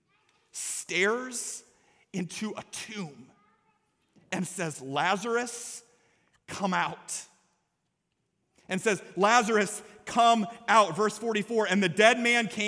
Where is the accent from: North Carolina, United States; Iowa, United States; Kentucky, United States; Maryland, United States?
Iowa, United States; Story City; My confirmation verse when I was in 9th grade growing up in Story City, Iowa, was Proverbs chapter 3, verses 5 through 6.